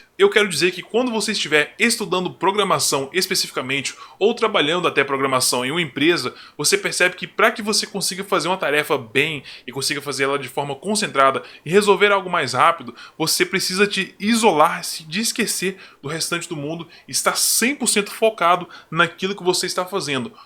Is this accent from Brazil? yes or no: yes; Brazil; como brasileiro